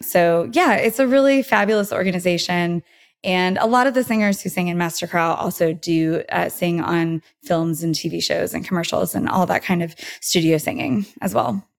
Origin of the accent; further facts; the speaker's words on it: Porterville, California, United States; moved away as an adult; now in Los Angeles, United States; I'm originally from Central California, a town called Porterville.